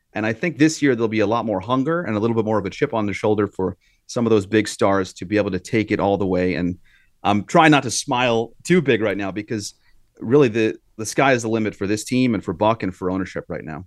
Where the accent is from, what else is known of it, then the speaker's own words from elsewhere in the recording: New York, United States; growing up in New York